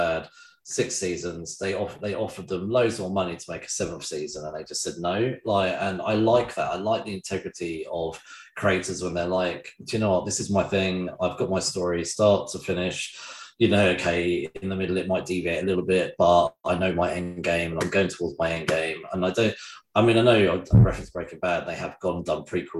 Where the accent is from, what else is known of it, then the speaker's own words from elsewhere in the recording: England, United Kingdom; I'm just English